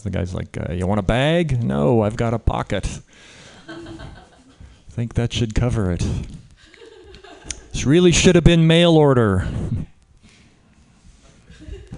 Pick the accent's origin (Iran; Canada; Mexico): Canada; now in United States; I'm Canadian. I grew up in Canada